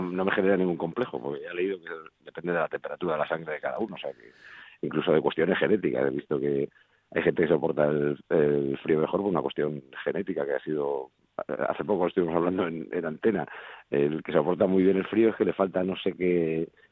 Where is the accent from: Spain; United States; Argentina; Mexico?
Spain; Madrid, Community of Madrid; also born or lived in Folgueras, Asturias; también me siento madrileño, claro, porque hacer nací aquí